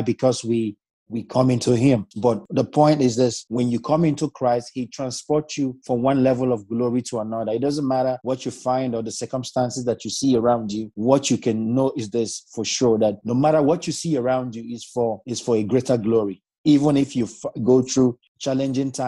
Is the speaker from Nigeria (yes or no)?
yes; Nigeria; now in Zeist, Netherlands; I'm from Nigeria, but I'm currently based in the Netherlands.